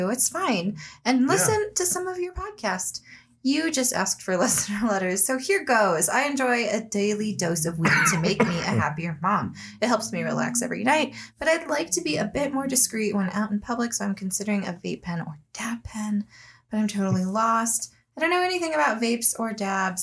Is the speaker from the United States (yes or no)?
yes; United States; I'm an American.